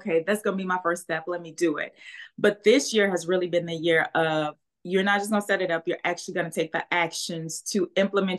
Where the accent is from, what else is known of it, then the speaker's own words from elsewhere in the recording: St. Rose, Louisiana, United States; also born or lived in New Orleans; I really grew up right outside of NOLA, St. Rose, and went to school in New Orleans